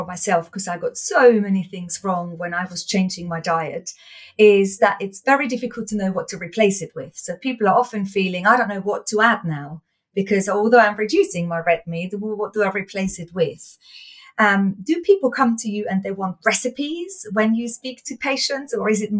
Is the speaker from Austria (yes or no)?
yes; Austria; So I was born in Austria, I was raised in Austria